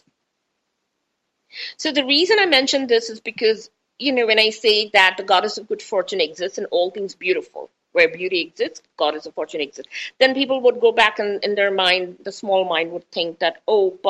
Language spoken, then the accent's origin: English; India; I'm Indian.